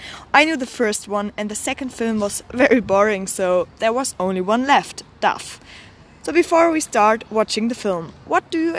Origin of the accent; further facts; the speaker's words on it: Stuttgart, Baden-Württemberg, Germany; I'm 19 years old and I'm from Stuttgart.